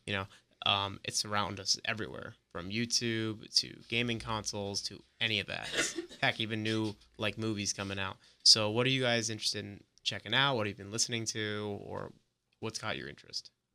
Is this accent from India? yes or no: no; New York, United States; also born or lived in Orlando, Florida; now in Gainesville, United States; I'm originally from New York, but I moved down to Orlando a few years back